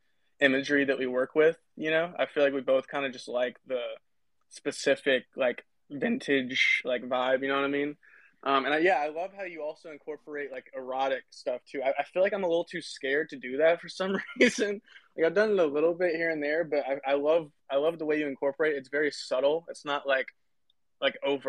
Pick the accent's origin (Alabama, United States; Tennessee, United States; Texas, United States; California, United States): Tennessee, United States; I grew up in Tennessee